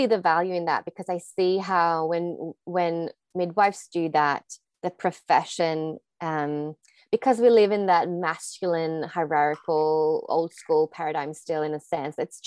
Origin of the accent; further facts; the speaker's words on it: Sweden; moved away as an adult; also born or lived in Australia; I am from Sweden